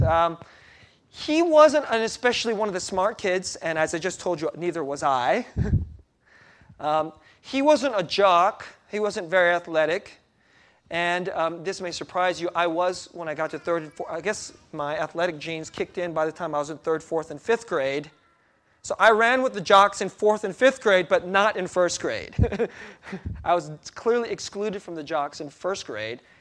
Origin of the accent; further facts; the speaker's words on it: United States; first language Korean; English is a second language; also born or lived in Korea; I was five years old when our family immigrated to the U S, and that was nineteen seventy-six